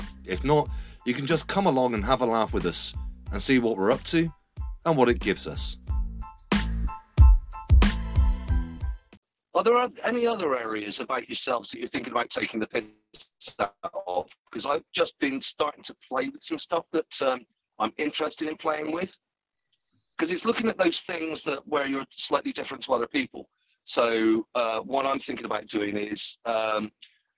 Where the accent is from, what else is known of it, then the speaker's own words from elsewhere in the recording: Yeovil, South West England, United Kingdom; I was born in Yeovil